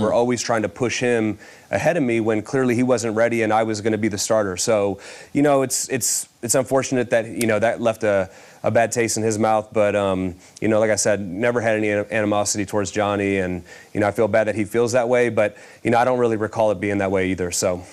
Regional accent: Cleveland, Ohio, United States; be the starter of my hometown team

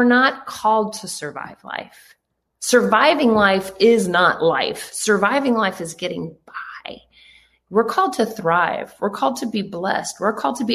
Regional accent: Canada; I was born in Canada

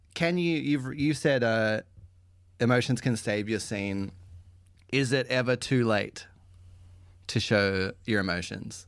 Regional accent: Australia

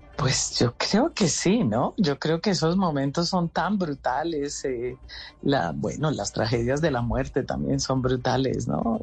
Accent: Colombia; yo me tengo que volver a mi tierra, yo tengo que trabajar por mi Colombia

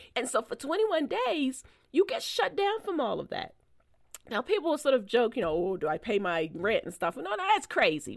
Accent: Baltimore, Maryland, United States; born or raised there; moved away as an adult

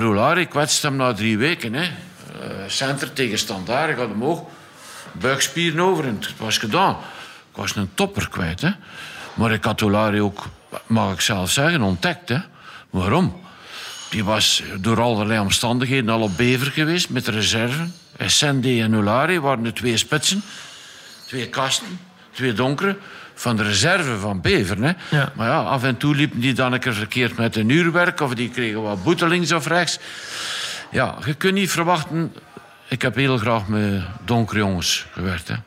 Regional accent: Flanders, Belgium; als Vlaming

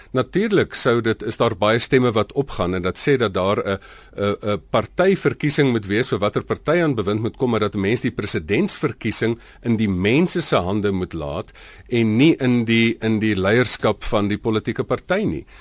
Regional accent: South Africa

